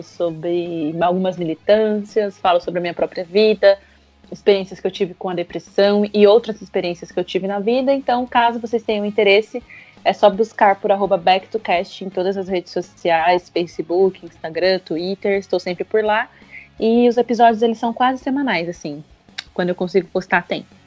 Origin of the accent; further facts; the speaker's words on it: Osasco, São Paulo, Brazil; eu sou de Osasco